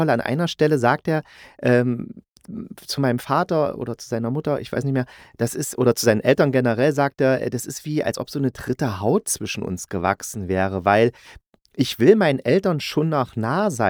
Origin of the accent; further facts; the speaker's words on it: East Germany, Germany; weil ich bin bin in Ostdeutschland groß geworden, sogar noch in der DDR, ja, ich bin schon echt alt